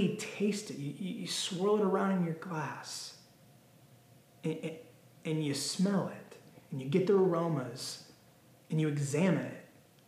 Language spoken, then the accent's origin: English; Temecula, California, United States; I have the privilege of living in the beautiful Temecula Valley, okay? It is the premier destination in Southern California for wine. It is literally known for wine. I grew up in the area